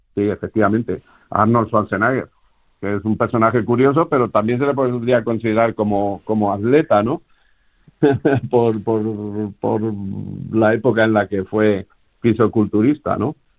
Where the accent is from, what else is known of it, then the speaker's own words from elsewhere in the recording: Castilla-La Mancha, Spain; Los dos somos castellano-manchegos